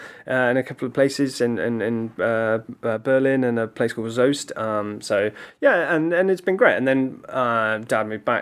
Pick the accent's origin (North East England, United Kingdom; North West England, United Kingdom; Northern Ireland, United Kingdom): Northern Ireland, United Kingdom; Ballymena; accent: Northern Irish; now in Brentwood, United Kingdom; I'm an Ulsterman. I'm actually born and brought up originally from a little place called Ballymena.